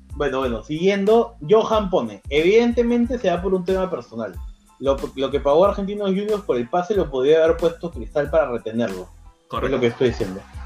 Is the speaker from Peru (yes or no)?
yes; Peru; yo soy peruano